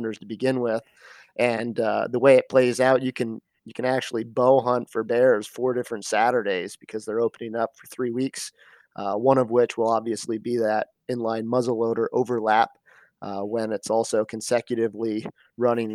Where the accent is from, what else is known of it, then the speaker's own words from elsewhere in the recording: Schuylkill County, Pennsylvania, United States; also born or lived in Annville, Pennsylvania; I grew up in Schuylkill County on a family farm of over 100 acres. Grew up hunting, fishing, doing it all, everything Pennsylvania.